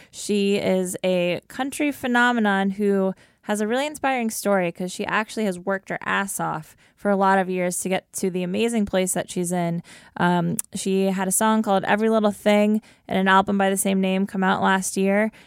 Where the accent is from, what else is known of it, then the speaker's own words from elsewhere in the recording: Ohio, United States; I grew up in Ohio.